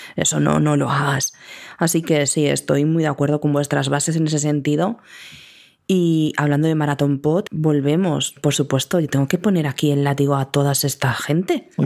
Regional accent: Andalusia, Spain; Como buena andaluza

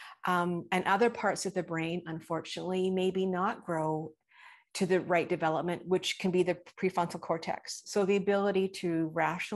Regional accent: British Columbia, Canada; I am from British Columbia, Canada

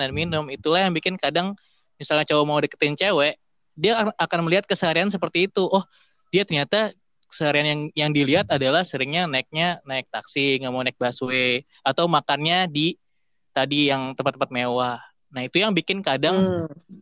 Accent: Indonesia; gue yang dari kecil di Indonesia

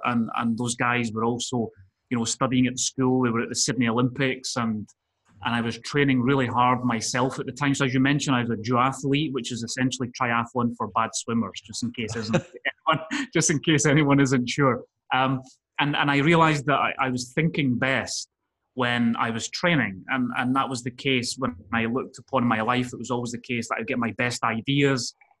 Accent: Scotland, United Kingdom; also born or lived in Spain; So, I grew up by living in Spain. You can tell I've not got a Spanish accent. I'm originally from Scotland.

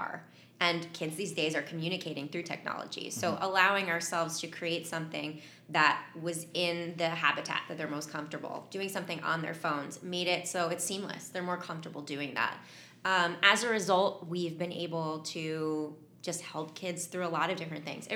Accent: Hightstown, New Jersey, United States; moved away as an adult; also born or lived in Portland, Oregon; I grew up in Hightstown, New Jersey

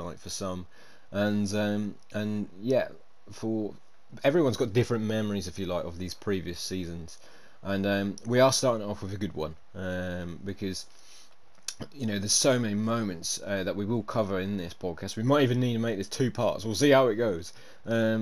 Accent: United Kingdom; as a Brit myself

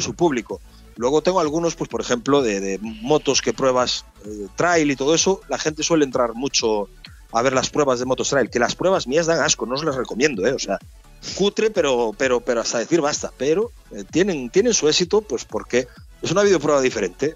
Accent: Galicia, Spain; Soy muy gallego

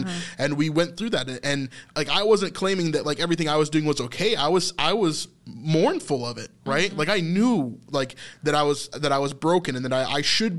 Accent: United States; that was the biggest thing in my youth, being an American male, right?

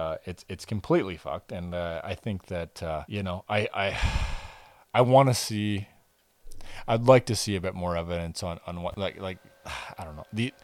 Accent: Campbell River, British Columbia, Canada; I'm from Campbell River, British Columbia.

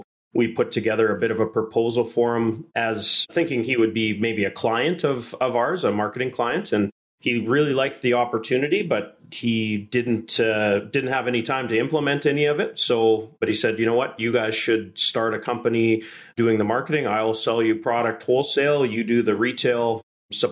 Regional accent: Emerald Park, Saskatchewan, Canada; also born or lived in Lumsden, Saskatchewan; Saskatchewan is my home. I grew up in Emerald Park just outside of Regina, and then in high school moved north of town to the rival Lumsden community

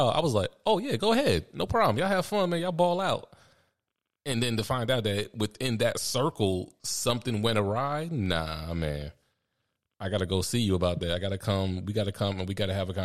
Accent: United States; I'm American

